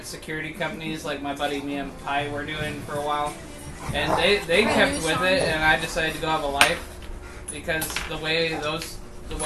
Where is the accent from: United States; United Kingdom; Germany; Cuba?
Germany; I was born in Germany.